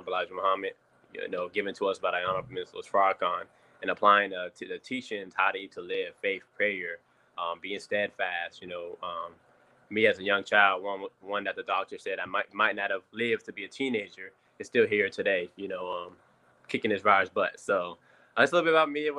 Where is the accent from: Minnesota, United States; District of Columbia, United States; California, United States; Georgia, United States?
District of Columbia, United States; Washington; I was born in Washington, D.C., 1993, July 8th, 1993.